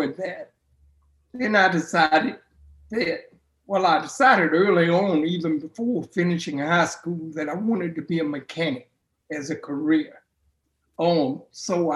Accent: Augusta, Georgia, United States; I was born and raised in here in Augusta

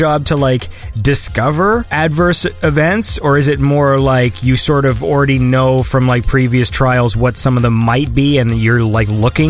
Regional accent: Canada; me as a Canadian, you know, in North America

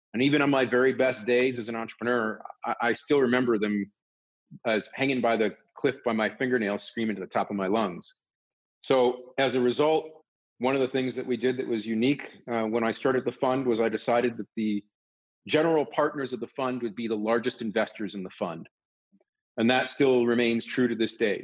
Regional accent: Northern Virginia, United States; I grew up in Northern Virginia

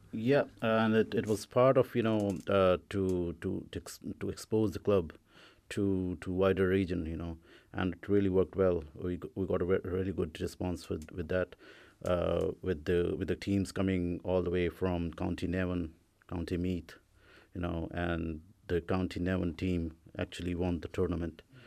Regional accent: India; now in Ireland; I come from India

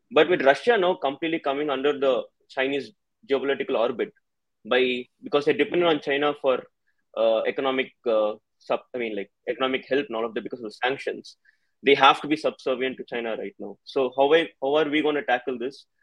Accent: Chennai, Tamil Nadu, India; I'm from Chennai, uh, down south, uh, from the so-called Dravidian place

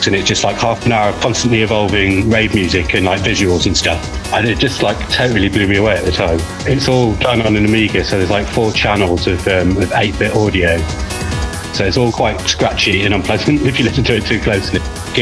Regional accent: Sheffield, Yorkshire and the Humber, United Kingdom; moved away; also born or lived in Glasgow; Sheffield. Well, mostly Sheffield. I moved to Sheffield from Glasgow when I was seven.

